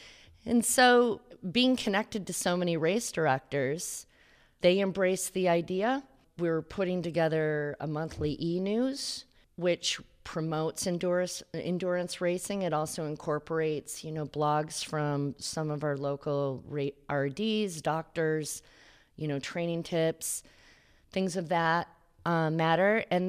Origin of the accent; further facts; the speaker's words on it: Alaska, United States; born there; I was born in Alaska. Yeah.